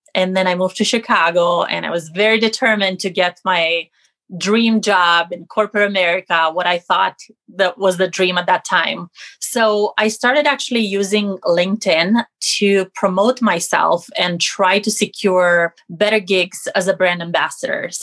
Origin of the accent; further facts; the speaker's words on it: Romania; moved away as an adult; now in United States; I'm originally from Romania, living in the States for the last 15 years.